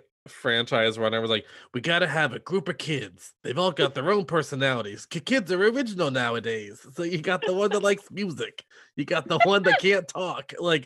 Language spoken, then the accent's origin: English; Pinehurst, North Carolina, United States; Pinehurst, which is literally my hometown.